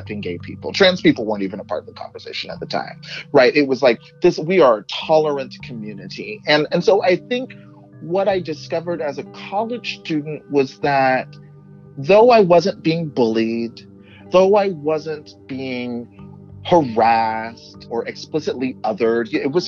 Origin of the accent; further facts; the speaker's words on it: Texas, United States; moved away; where I grew up in Texas